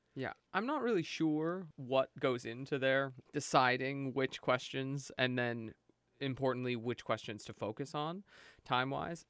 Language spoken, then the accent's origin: English; Brookville, Pennsylvania, United States; moved away as an adult; now in New York, United States; I'm from Brookville, Pennsylvania